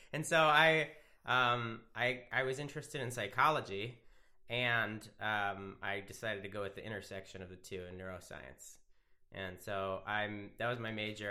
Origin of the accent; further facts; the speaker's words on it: Wilmington, Delaware, United States; I'm from Wilmington, Delaware